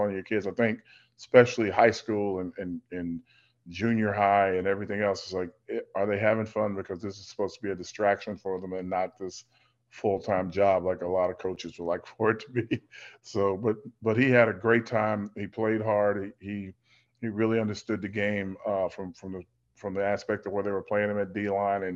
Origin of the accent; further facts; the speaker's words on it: the South, United States; moved away; growing up in the South, where we always helped each other do everything